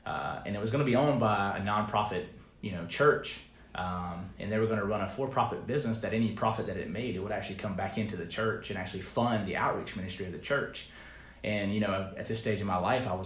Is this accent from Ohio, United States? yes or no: no; Pickens, South Carolina, United States; now in Charleston, United States; I'm from Pickens